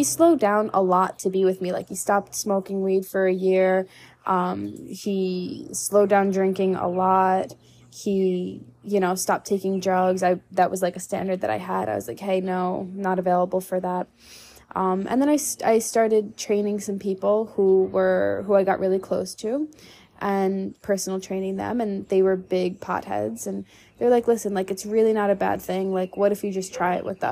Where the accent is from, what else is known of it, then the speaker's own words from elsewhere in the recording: New York, United States; now in Texas, United States; growing up in New York, you know, going out to expensive dinners